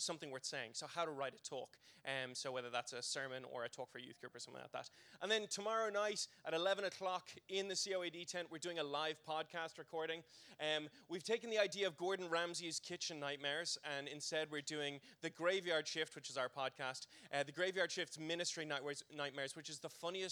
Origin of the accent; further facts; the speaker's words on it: Ireland; growing up in church world in the Republic